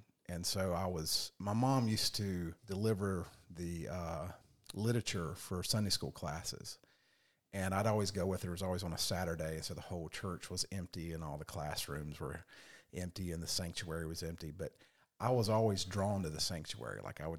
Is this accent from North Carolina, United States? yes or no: yes; Raleigh, North Carolina, United States; Raleigh, North Carolina. Yes.